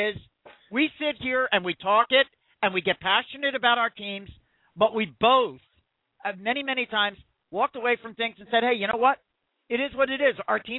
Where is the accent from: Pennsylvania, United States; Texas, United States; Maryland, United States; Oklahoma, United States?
Pennsylvania, United States; Philadelphia; I'm from the Philadelphia region